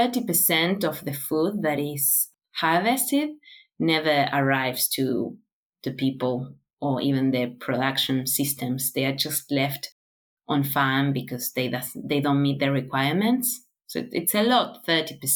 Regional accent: Buenos Aires, Argentina; moved away as an adult; now in Australia; I was born in Buenos Aires. So it's a city with, I don't know, around 13 million people

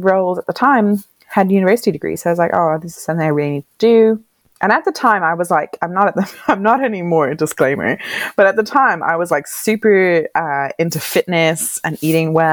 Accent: Ireland; moved away as an adult; also born or lived in Wales; now in Hobart, Australia; I'm from Ireland.

